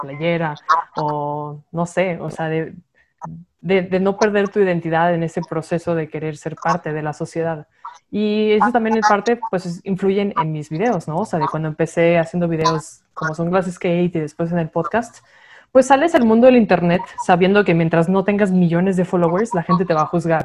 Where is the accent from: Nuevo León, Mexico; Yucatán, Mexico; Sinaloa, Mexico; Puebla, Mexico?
Nuevo León, Mexico; Monterrey; moved away; Pues yéndonos back a Monterrey, yo soy regia